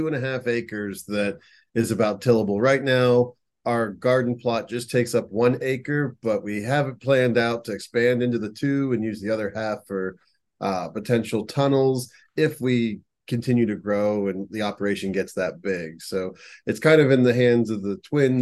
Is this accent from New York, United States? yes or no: no; Pennsylvania, United States; moved away as an adult; now in Union County, Ohio, United States; we are transplants. We're actually from Pennsylvania